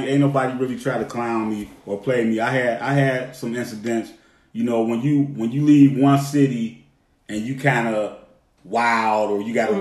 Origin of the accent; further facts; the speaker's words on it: Cleveland, Ohio, United States; now in Atlanta, United States; I rep ATL, but I'm from Cleveland. I rep Cleveland. That's where I'm from, born and raised.